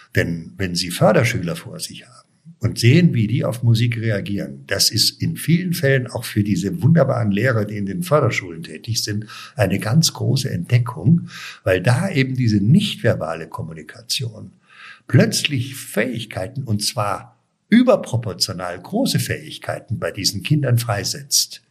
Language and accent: German; Munich, Bavaria, Germany; moved away as an adult; also born or lived in Weilheim / Cologne; ich bin ja in München aufgewachsen